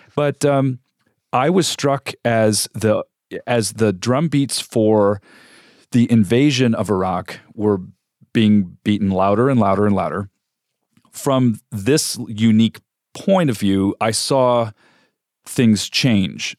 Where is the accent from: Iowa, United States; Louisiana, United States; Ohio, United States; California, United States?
California, United States; moved away as an adult; also born or lived in Africa / Middle East; now in Phoenix, United States; I'm not from Arizona. I grew up in California and have also lived and worked, uh, overseas extensively, mostly in Africa and the Middle East